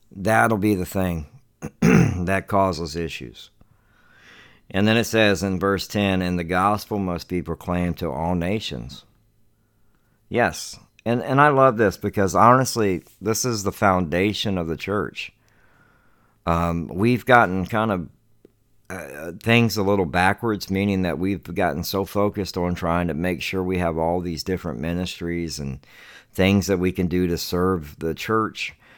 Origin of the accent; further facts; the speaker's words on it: Charleston, South Carolina, United States; now in Devine, Texas, United States; my hometown where I come from in Charleston, South Carolina